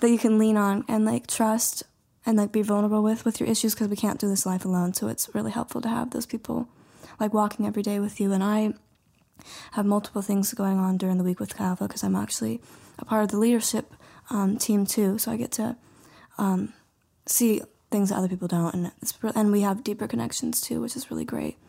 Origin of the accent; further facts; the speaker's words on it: Whitehall, Montana, United States; moved away as an adult; now in Butte, United States; I am from Whitehall, Montana, really small town, and then, so now I currently live in Butte.